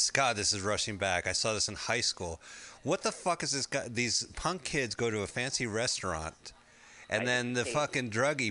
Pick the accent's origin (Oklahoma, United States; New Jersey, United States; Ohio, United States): New Jersey, United States; Montclair; born or raised there